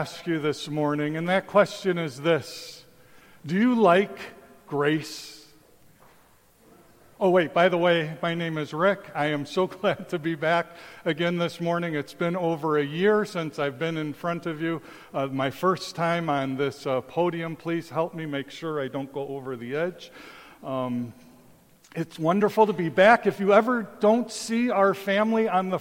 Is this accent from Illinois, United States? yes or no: yes; Chicago, Illinois, United States; moved away as an adult; also born or lived in Taipei, Taiwan; when I grew up in Chicago